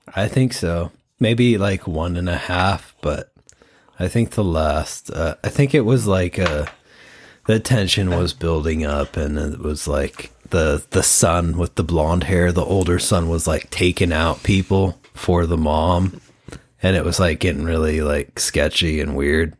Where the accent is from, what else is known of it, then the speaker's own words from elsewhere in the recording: Washington, United States; we're like a few hours away from Forks